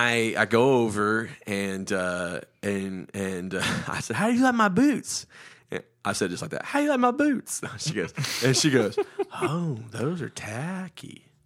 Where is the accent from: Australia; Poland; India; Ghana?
India; Can I tell a story? I didn't. I'm Indian. I know how to tell stories.